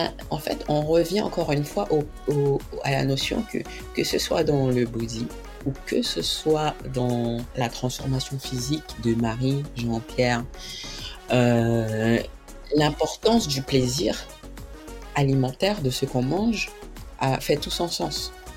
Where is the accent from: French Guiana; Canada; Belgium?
French Guiana; je suis guyanaise